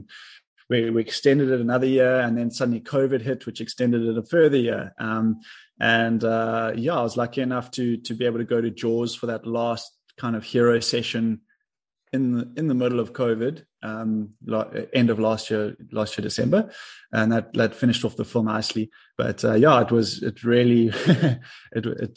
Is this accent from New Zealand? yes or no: no; Cape Town, Western Cape, South Africa; I grew up in Cape Town, South Africa